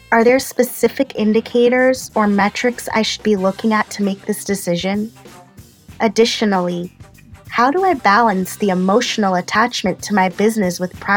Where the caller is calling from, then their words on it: Fresno, California, United States; from Fresno, California, and I've dedicated the past year to building an online store specializing in fashion badges, patches, and stickers.